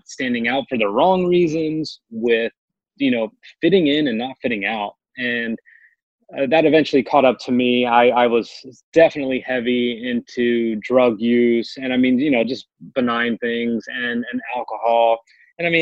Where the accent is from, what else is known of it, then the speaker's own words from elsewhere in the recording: Morristown, New Jersey, United States; my hometown of Morristown, New Jersey